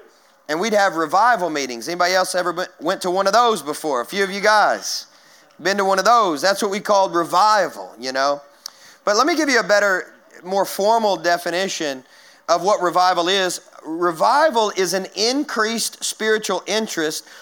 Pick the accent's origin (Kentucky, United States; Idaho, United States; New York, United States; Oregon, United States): Kentucky, United States; now in Nashville, United States; I grew up in Kentucky